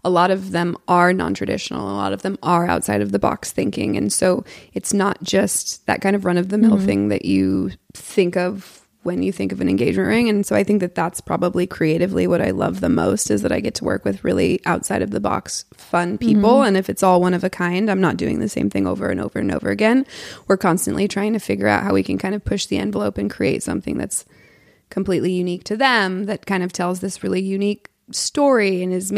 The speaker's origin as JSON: {"language": "English", "town": "Portland", "region": "Oregon", "country": "United States", "tie": "born or raised there", "moved": "as an adult", "lives_now": "Los Angeles, United States", "said": "I'm from Portland, born and raised"}